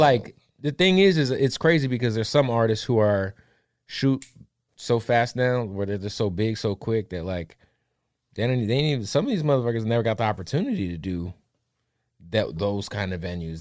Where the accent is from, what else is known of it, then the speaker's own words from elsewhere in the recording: Phoenix, Arizona, United States; I'm from Phoenix